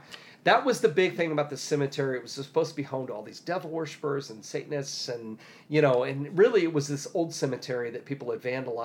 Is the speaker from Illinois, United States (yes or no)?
yes; Decatur, Illinois, United States; I grew up near Decatur, Illinois.